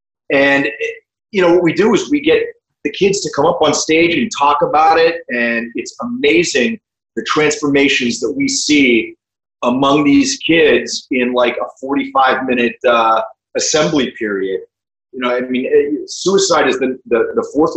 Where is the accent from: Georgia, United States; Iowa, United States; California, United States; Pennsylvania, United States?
Pennsylvania, United States; New Castle; I grew up in Western Pennsylvania in a small town called Newcastle